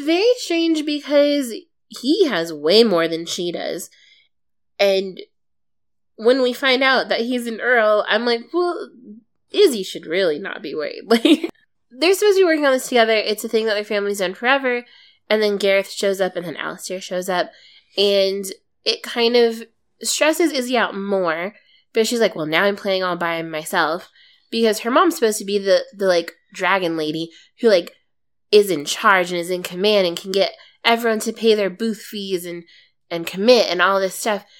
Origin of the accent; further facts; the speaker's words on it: East Coast, United States; though my family isn't Southern, we are white and from the East Coast